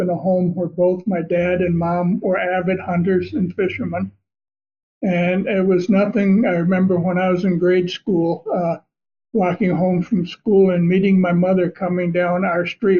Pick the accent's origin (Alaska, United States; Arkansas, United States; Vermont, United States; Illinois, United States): Vermont, United States; moved away as an adult; now in Tennessee, United States; And I grew up in Vermont. And I had owned my own printing company before we left Vermont and moved out here to Tennessee.